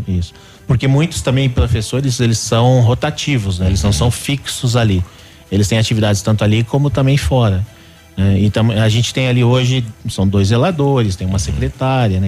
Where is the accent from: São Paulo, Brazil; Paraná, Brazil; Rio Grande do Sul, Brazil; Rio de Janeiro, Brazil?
Paraná, Brazil; Curitiba; moved away as an adult; now in Pato Branco, Brazil; eu sou de Curitiba, minha família, né? Ainda tenho raízes lá